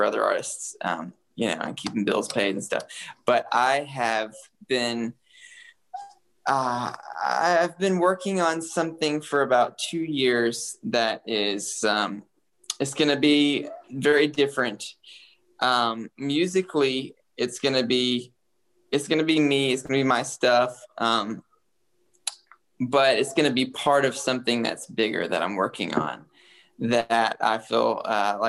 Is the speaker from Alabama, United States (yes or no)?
yes; Huntsville, Alabama, United States; also born or lived in South Africa; now in Nashville, United States; I'm from Huntsville, Alabama